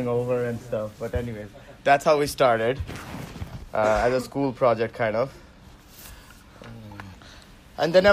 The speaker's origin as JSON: {"language": "English", "region": "Central Eastern India", "country": "India", "tie": "born or raised there", "also_born_or_lived": "Waterloo, Canada", "first_language": "Hindi", "second_language": "English", "moved": "as an adult", "said": "I grew up in like Central Eastern India, I speak like Hindi and stuff. So English wasn't my first language at all"}